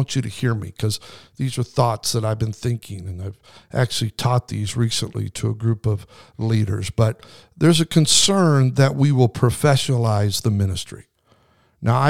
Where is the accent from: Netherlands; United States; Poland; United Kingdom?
United States; Idaho; I grew up in Idaho